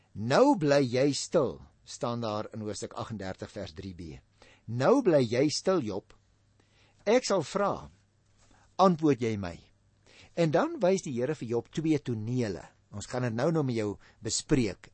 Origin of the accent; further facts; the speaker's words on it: Paarl, Western Cape, South Africa; moved away; also born or lived in Stellenbosch; ons kom oorspronklik van die Parel af